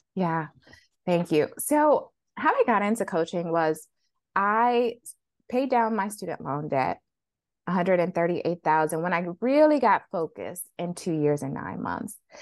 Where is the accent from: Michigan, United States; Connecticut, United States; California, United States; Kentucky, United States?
Michigan, United States; Flint; growing up in Flint, Michigan